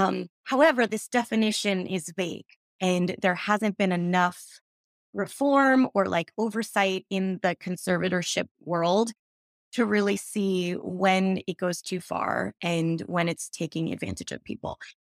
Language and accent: English; New York City, New York, United States; I grew up in New York where I would go to Broadway auditions